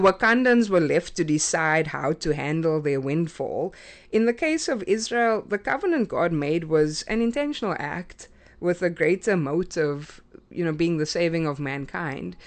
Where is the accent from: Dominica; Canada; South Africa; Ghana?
South Africa; moved away as an adult; now in United States; I grew up in South Africa